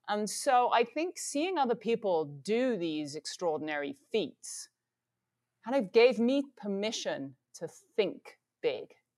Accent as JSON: {"language": "English", "region": "England", "country": "United Kingdom", "tie": "born or raised there", "said": "Growing up in England"}